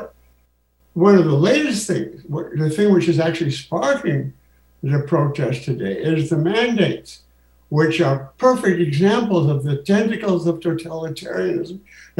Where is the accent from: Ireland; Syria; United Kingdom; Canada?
Canada; I'm Canadian